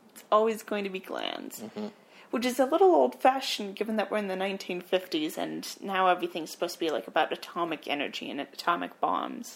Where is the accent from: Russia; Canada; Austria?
Canada; we're Canadian